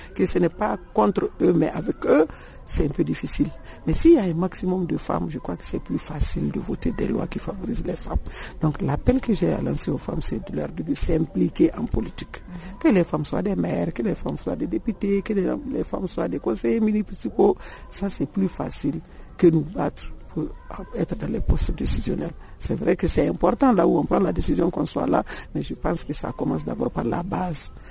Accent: Mali; je suis malienne

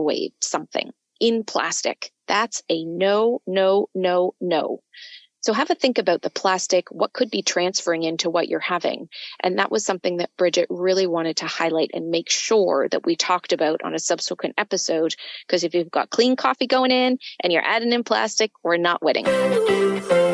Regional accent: United Kingdom; Being British

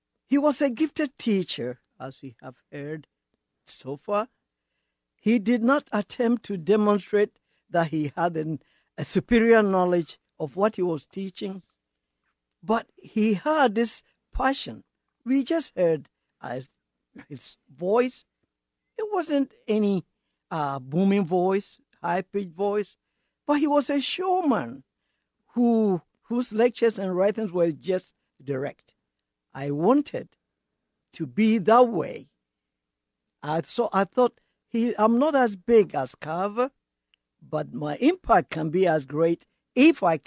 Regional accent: Ghana; moved away as an adult; also born or lived in Niger; now in Iowa, United States; I'm from Ghana originally

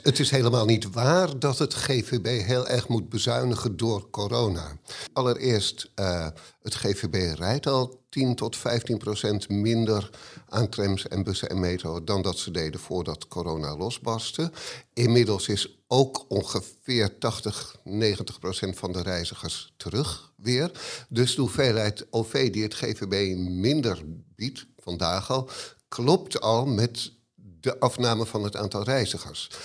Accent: Amsterdam, North Holland, Netherlands; ik ben geboren en getogen in Hartje Amsterdam

